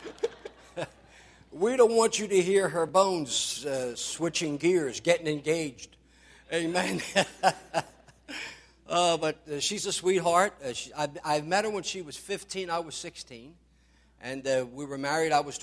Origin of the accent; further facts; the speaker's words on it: Philadelphia, Pennsylvania, United States; I grew up in South Philly